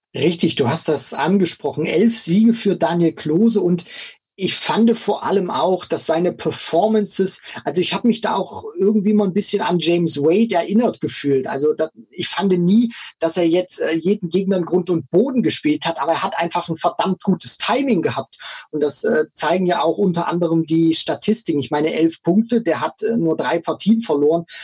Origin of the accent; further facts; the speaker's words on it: Thuringia, Germany; ich komme ja auch aus, aus Thüringen.